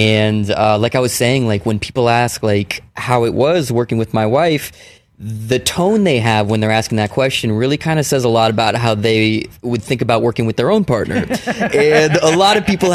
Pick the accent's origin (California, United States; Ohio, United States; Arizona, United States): California, United States; Palo Alto; I grew up in Palo Alto